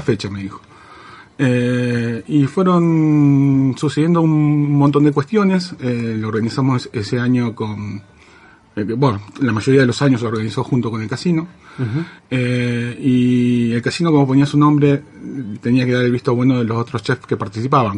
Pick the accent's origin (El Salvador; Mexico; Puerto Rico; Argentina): Argentina; Santa Fe; yo me siento netamente santafesino, pero tengo una parte que es netamente japonés y netamente de Okinawa, que es de donde viene mi familia